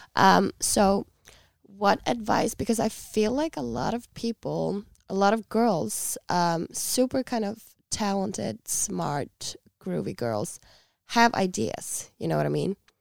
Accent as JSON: {"language": "English", "country": "Iceland", "said": "we are a small nation"}